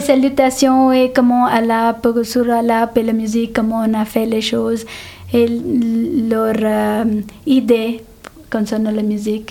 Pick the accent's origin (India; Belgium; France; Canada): India; first language Telugu; French is a second language; now in Geneva, Switzerland; Je suis née en Inde